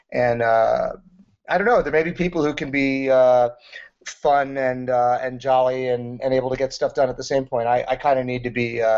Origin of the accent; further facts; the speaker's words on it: Wisconsin, United States; when you're a nerdy kid growing up in Wisconsin and making a D&D module, you make these elaborate mazes and you think they're really, really cool.